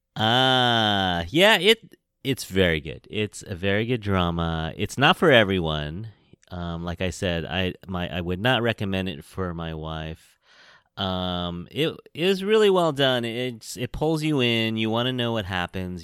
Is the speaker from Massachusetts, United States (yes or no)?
no; San Francisco, California, United States; I'm from San Francisco, California. I am a Chinese American born here in San Francisco